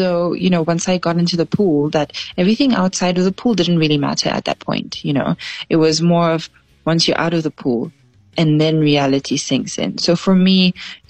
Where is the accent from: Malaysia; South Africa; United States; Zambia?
Zambia